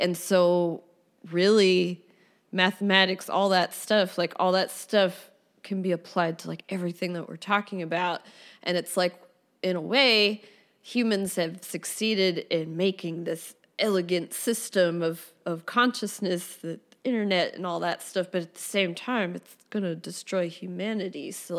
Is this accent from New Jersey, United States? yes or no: yes; New Jersey, United States; also born or lived in Philadelphia; South Jersey, Philadelphia.